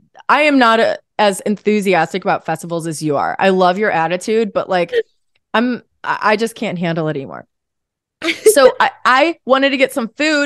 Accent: St. Louis, Missouri, United States; No, I'm from St. Louis, Missouri. Where we're coming from. We're coming from St. Louis, Missouri today, right now.

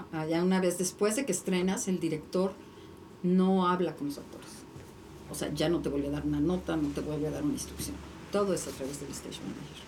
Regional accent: Mexico; somos mexicanos

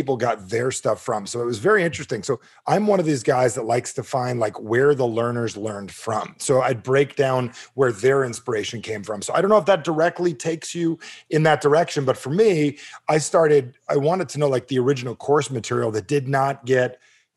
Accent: New Jersey, United States; I'm from Jersey

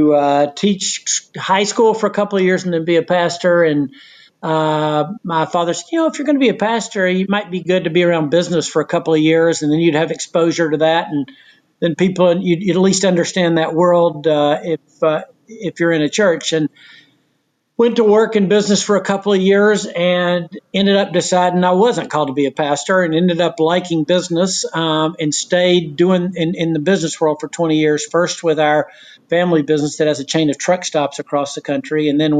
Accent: Knoxville, Tennessee, United States; I'm from Knoxville, Tennessee.

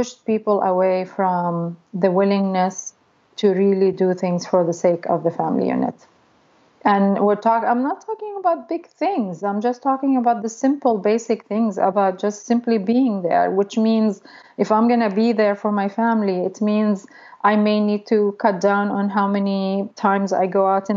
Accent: Saudi Arabia; also born or lived in Egypt; now in United States; I grew up in Saudi Arabia, so of course I go visit my family there a lot

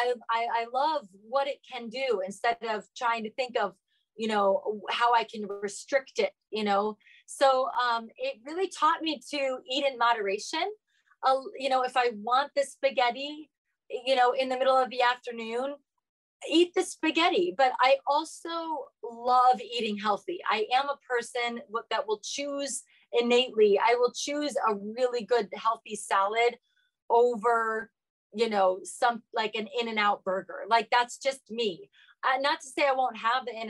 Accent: Ohio, United States; I'm from Ohio

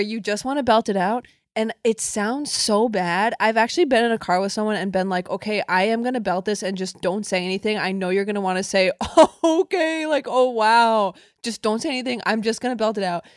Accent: Connecticut, United States; I grew up in Connecticut

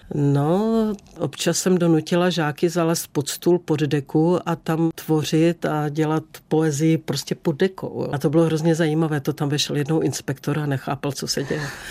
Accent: Beskids, Czechia; jak jsem jako dítě v Beskydech ráda sedávala na jedné borovici a tam jsem si vždycky snila

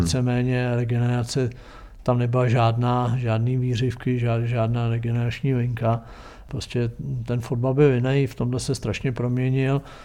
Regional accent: Třeboň, South Bohemian Region, Czechia; also born or lived in Jindřichův Hradec; já jsem se narodil v Jindřichově Hradci, protože tam byla porodnice, jinak jsem v Třeboně. Vyrost jsem v Třeboni

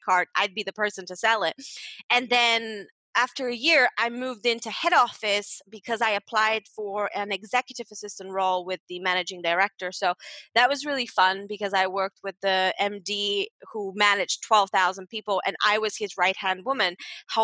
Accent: Bulgaria; moved away as an adult; also born or lived in United Kingdom; now in Malta; Growing up in Bulgaria, my big dream was to become a lawyer

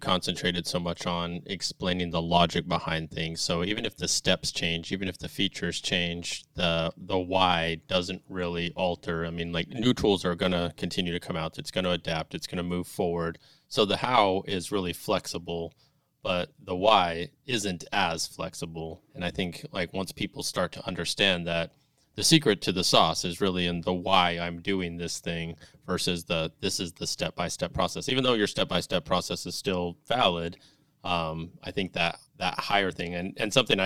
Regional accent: El Paso, Texas, United States; moved away; my hometown. I was from El Paso.

